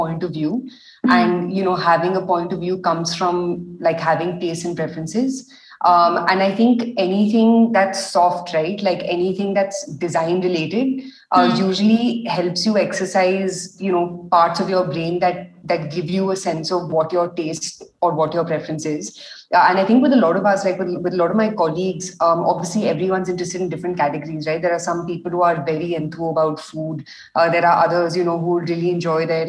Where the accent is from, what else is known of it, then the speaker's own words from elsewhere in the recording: India; also born or lived in Delhi; being Indian